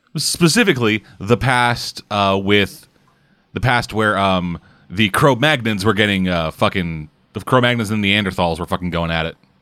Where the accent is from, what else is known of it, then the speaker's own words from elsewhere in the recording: Canada; I'm Canadian.